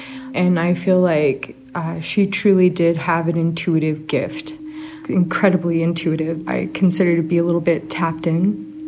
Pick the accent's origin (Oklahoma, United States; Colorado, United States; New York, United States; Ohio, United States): Colorado, United States; Grand Junction; I'm originally from Grand Junction, Colorado. I've been here my whole life